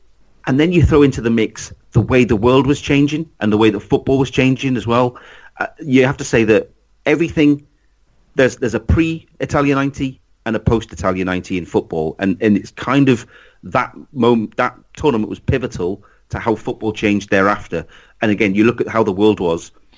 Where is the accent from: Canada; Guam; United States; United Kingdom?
United Kingdom; England; being English